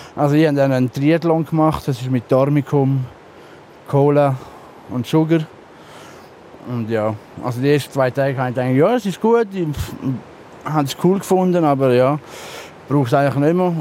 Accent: Switzerland; jetzt bin ich gerade in dem Dorf, wo ich aufgewachsen bin

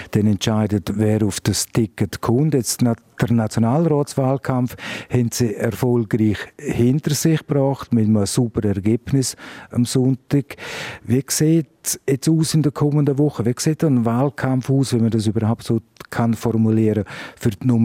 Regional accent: Graubünden, Switzerland; born there; Wir logischerweise im Graubünden können aus einem Ge Gebirgskanton sein, auch als äh, gebürtiger Bündner

